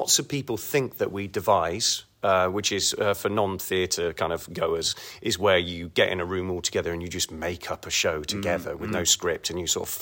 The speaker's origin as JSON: {"language": "English", "town": "Kingswood", "region": "South West England", "country": "United Kingdom", "tie": "born or raised there", "accent": "Bristolian", "said": "I grew up in Kingswood, Warmley"}